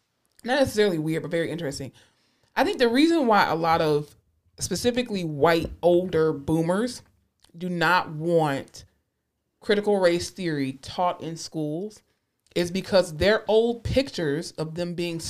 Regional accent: the South, United States; you know, I'm from the South.

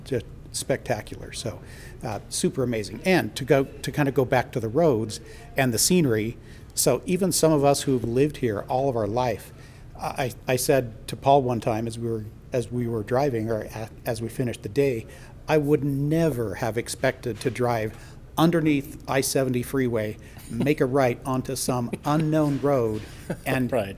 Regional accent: Salt Lake area, Utah, United States; I'm from Utah here and from the Salt Lake area

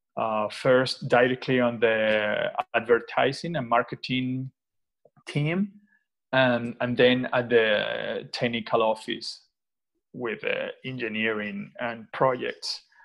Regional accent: Venezuela; now in Madrid, Spain; I am from Venezuela, uh, actually, uh, currently based in Madrid since 2014.

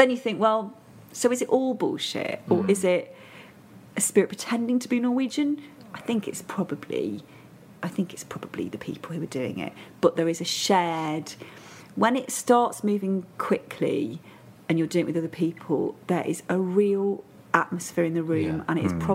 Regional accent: Matlock, East Midlands, United Kingdom; also born or lived in Hull / Hertfordshire; I moved to Hertfordshire till I was six, and then Dad got a job near Matlock in Derbyshire, so that's where I really consider home

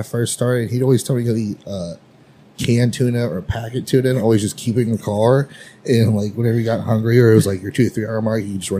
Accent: Lexington, Kentucky, United States; I'm from Lexington.

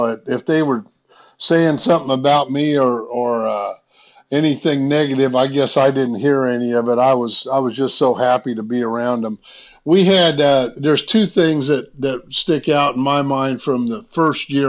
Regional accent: Decatur, Illinois, United States; moved away as an adult; also born or lived in Philadelphia; my hometown in Decatur, Illinois

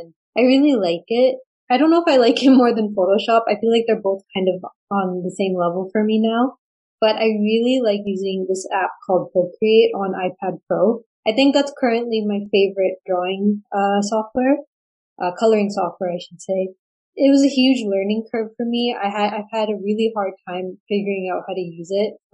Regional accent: Surrey, British Columbia, Canada; also born or lived in Burnaby, BC; I was born and raised in Surrey, BC.

